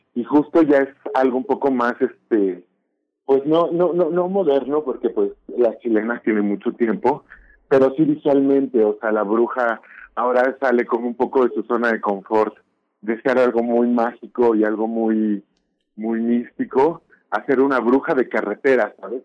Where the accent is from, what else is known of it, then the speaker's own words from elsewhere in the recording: Mexico; identidad como mexicana